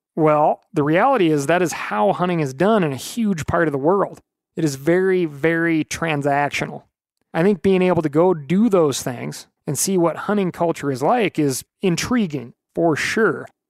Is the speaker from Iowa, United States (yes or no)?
no; Missoula, Montana, United States; I grew up in Montana and in Missoula